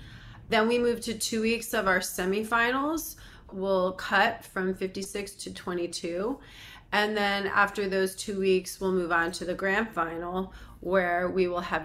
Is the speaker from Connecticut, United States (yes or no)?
yes; Connecticut, United States; Well, I'm very happy to report I'm from Connecticut originally